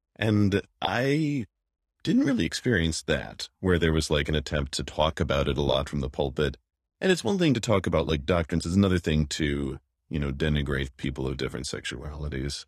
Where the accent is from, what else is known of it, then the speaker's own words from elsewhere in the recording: Wyoming, United States; moved away; forty miles from where I grew up in Wyoming